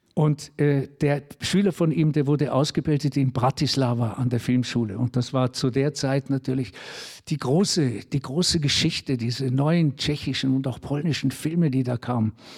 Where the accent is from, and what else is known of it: Switzerland